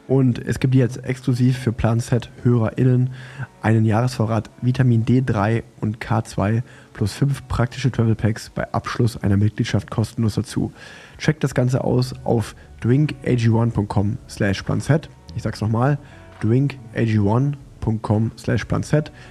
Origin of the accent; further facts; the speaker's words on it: Germany; Wir sind der, doch genau, erfolgsverwöhnt genau, sind, als Deutsche.